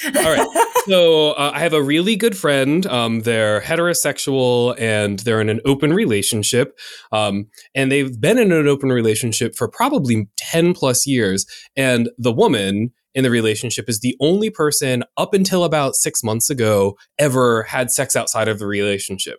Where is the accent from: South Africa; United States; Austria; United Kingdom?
United States; I'm in America and I grew up in the United States